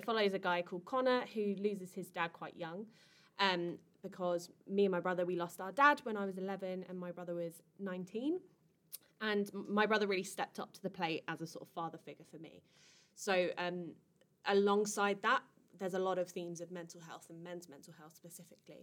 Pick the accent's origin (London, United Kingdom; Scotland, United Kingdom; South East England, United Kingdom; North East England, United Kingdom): South East England, United Kingdom; Kent; I'm from Kent.